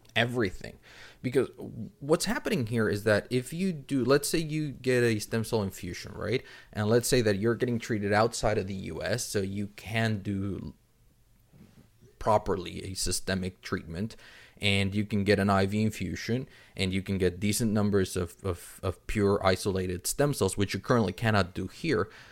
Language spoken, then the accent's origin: English; Mexico City, Mexico; I'm originally from Mexico City